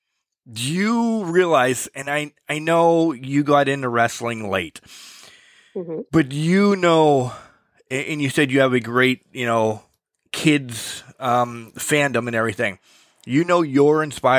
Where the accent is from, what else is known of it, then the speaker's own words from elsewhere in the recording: Pittsburgh, Pennsylvania, United States; Pittsburgh wrestling, where kind of what is my hometown area